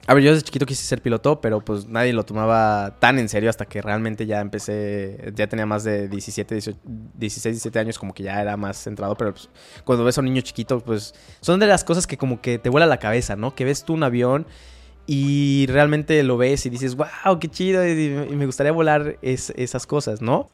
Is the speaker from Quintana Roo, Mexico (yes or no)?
no; Mexico City, Mexico; moved away as an adult; also born or lived in Tijuana / United States; cuando llegué a Tijuana, que fue de la Ciudad de México